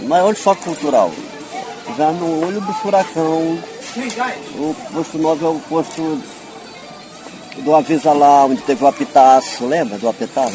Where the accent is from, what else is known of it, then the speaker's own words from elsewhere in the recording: São Luís, Maranhão, Brazil; moved away as an adult; also born or lived in Bacurituba, Maranhão; now in Rio de Janeiro, Brazil; minha referência maior já é o bairro da Liberdade, onde eu me criei